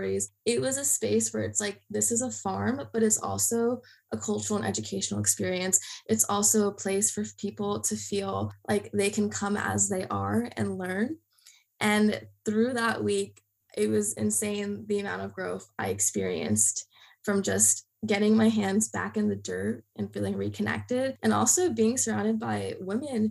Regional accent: New Jersey, United States; I'm from New Jersey originally

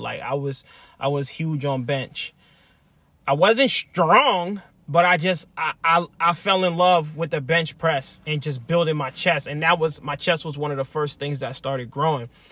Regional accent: Lancaster, Pennsylvania, United States; moved away as an adult; I'm from Lancaster, Pennsylvania. Born and raised. I spent, what, twenty-seven years there

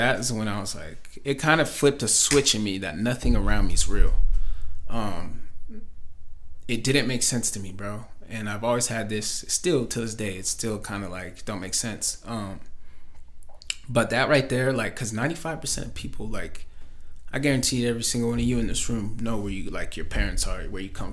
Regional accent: Grandview, United States; also born or lived in Utah; we moved to Grandview when I was in first grade. So I lived in down there from first grade all the way till

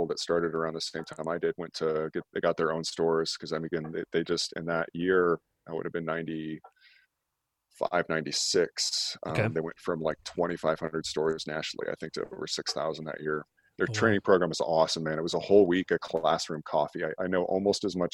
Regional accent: Scottsbluff, Nebraska, United States; moved away as an adult; also born or lived in Golden, Colorado / Lincoln, Nebraska / Denver, Colorado; I grew up in Western Nebraska, Scotts Bluff

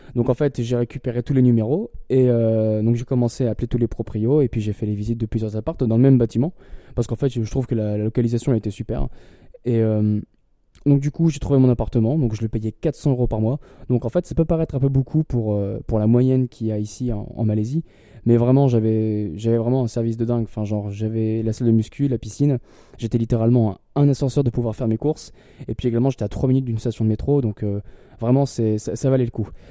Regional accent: Lille, Hauts-de-France, France; moved away as an adult; parce que je viens de Lille

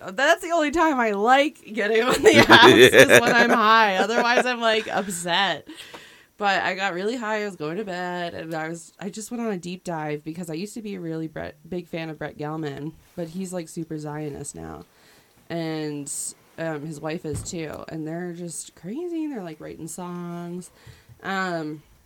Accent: Texas, United States; also born or lived in Philadelphia, Pennsylvania; I was born in Philly, raised in Texas

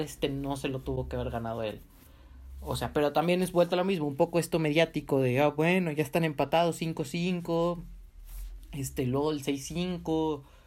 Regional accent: Mexico; a mí como mexicano

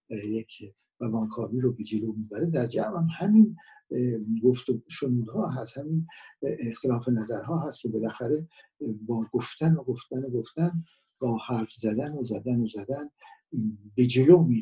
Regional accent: Iran; من به عنوان کسی که در اینجا به دنیا آمدم شهروند ایران هستم

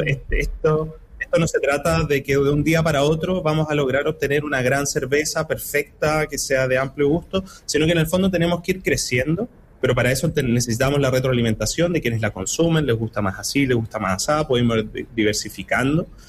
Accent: Chile; nuestra identidad como, como chilenos y chilenas

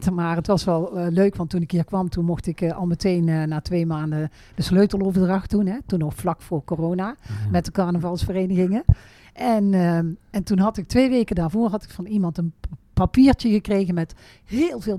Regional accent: Veghel, North Brabant, Netherlands; Ik ben geboren en getogen in Veghel.

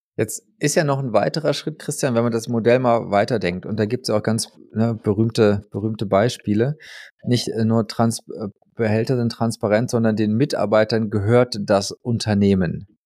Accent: Germany; bei uns in Deutschland

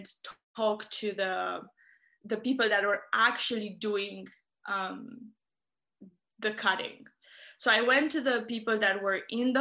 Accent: Romania; I am from Romania, and I was very fortunate to grow up in and around the forest

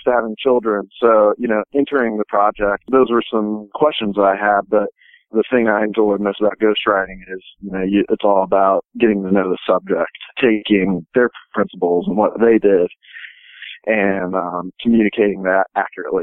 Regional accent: Indiana, United States; I'm from Indiana

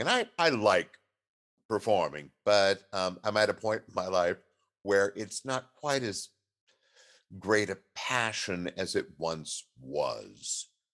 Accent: Southern California, United States; moved away as an adult; now in Seattle, United States; I was raised in Southern California

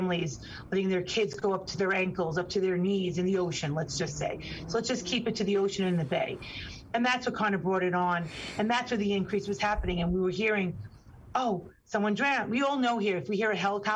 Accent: New York City, New York, United States; a child born and raised on the Rockaway Peninsula, the ocean on one side, Jamaica Bay on another, born and raised

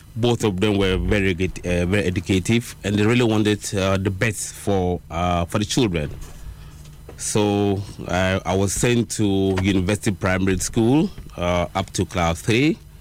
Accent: Accra, Greater Accra, Ghana; I grew up in Accra

